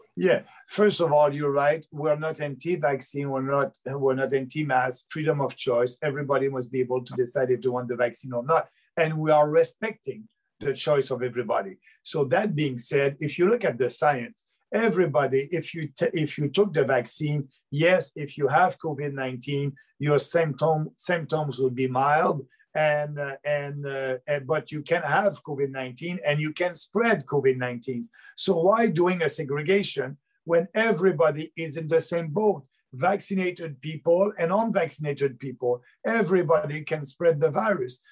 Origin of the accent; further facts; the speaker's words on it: Beauce, Quebec, Canada; I'm coming from Beauce, and Beauce, it's a uh, half rural, half urban uh, riding south of Quebec City.